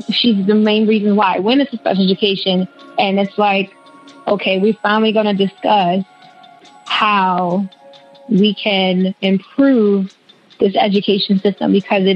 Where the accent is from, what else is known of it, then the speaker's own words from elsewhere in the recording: Philadelphia, Pennsylvania, United States; I'm from Philly